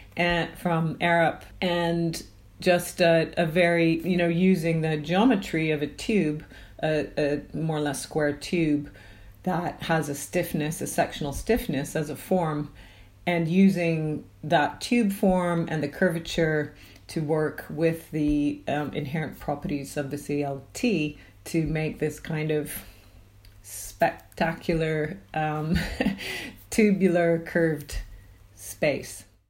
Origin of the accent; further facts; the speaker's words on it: Canada; now in United Kingdom; I'm from Canada